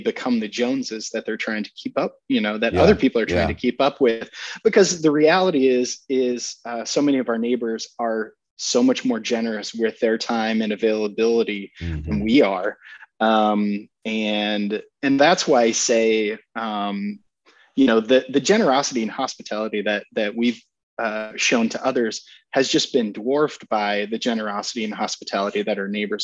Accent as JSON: {"language": "English", "town": "Sioux Center", "region": "Iowa", "country": "United States", "tie": "born or raised there", "moved": "yes", "said": "I grew up in Northwest Iowa in Sioux Center, Dutch Reform kind of community."}